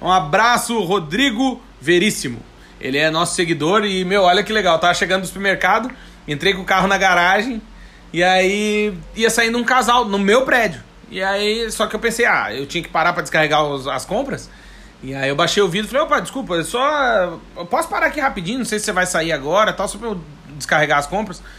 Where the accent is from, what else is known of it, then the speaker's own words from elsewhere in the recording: Rio Grande do Sul, Brazil; now in Portugal; eu que sou gaúcho